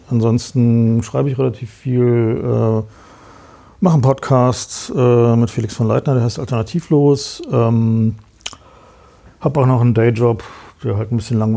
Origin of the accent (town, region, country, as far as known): East Germany, Germany